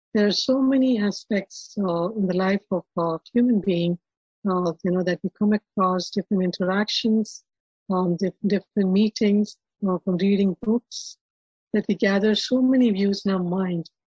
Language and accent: English; Hyderabad, Telangana, India; now in Atlanta, United States; I was born and brought up in India, uh, in a in a Brahmin family